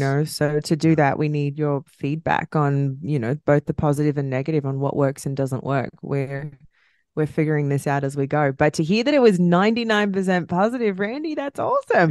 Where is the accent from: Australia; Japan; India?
Australia; accent: Australian; my Australian accent